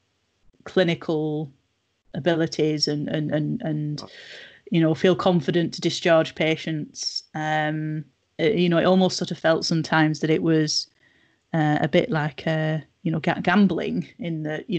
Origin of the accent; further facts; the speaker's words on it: Nelson, North West England, United Kingdom; moved away as an adult; also born or lived in Manchester / Leicester; I grew up in Nelson, so not very far away at all.